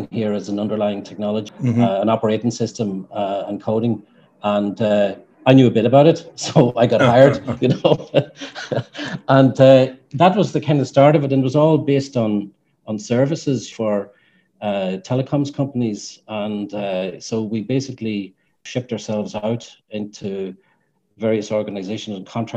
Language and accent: English; Ireland; moved away as an adult; also born or lived in Holland; being Irish and not being homesick, but wanting to go back